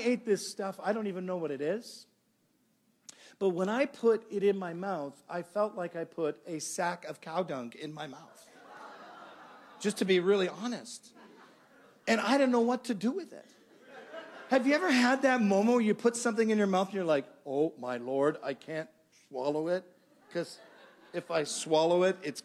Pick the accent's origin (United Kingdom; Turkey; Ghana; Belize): United Kingdom; England; now in Canada; I was born in England, and my mother, God, you know, she's a great lady, still living today. She's back in England